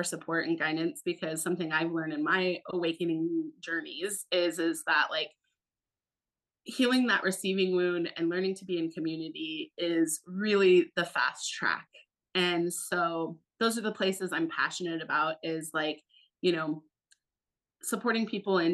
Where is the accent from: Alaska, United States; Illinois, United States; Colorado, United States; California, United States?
Alaska, United States; I'm born and raised in Alaska, and I had a wild and crazy Alaskan childhood